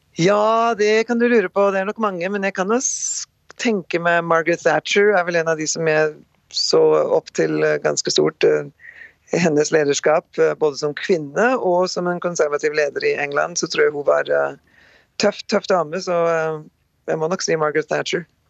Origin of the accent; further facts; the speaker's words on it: Rjukan and Skien, Telemark, Norway; moved away as an adult; now in North Dakota, United States; Født og oppvokst på Rjukan og Skien, eh, Norge